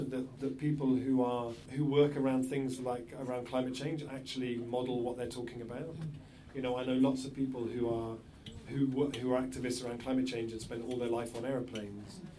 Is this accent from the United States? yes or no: no; England, United Kingdom